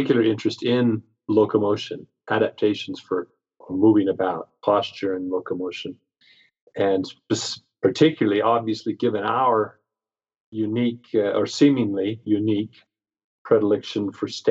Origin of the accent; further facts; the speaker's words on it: Pacific Northwest, United States; I grew up in the Pacific Northwest